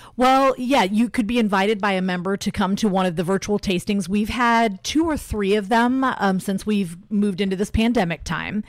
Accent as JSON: {"language": "English", "town": "Elkhart", "region": "Indiana", "country": "United States", "also_born_or_lived": "Bloomington, Indiana / Miami, Florida / California / Phoenix, Arizona", "moved": "as an adult", "lives_now": "Indianapolis, United States", "said": "I'm originally from Elkhart, Indiana"}